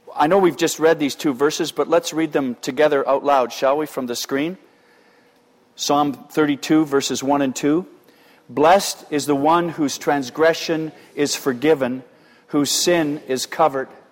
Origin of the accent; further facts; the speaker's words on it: Canada; we're quintessentially Canadian